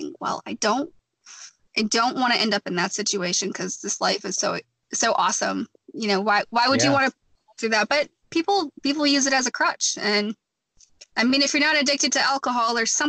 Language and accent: English; Wisconsin, United States; moved away; I bartended in Wisconsin, which is my home state